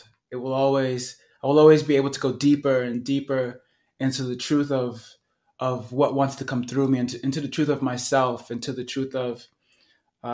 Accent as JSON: {"language": "English", "town": "New York City", "region": "New York", "country": "United States", "tie": "born or raised there", "moved": "yes", "lives_now": "Sedona, United States", "said": "growing up in Brooklyn, New York"}